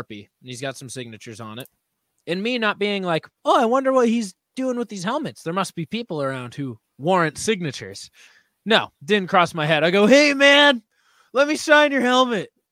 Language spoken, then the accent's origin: English; New England, United States; we're all from New England